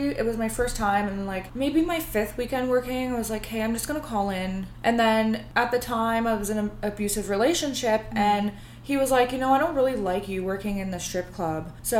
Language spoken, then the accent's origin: English; Ontario, Canada; born or raised there; moved away